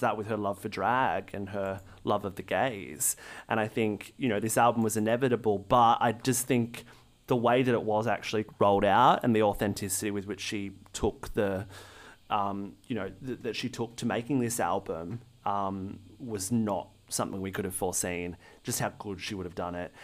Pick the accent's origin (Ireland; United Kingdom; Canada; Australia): Australia; as an Australian